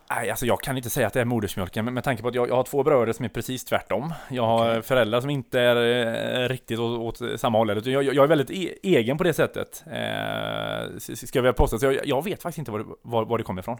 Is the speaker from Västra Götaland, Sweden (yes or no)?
no; Tvååker, Halland County, Sweden; moved away; jag kommer ner från Tvååker utan, utanför Varberg. Eh, där jag är född och uppvuxen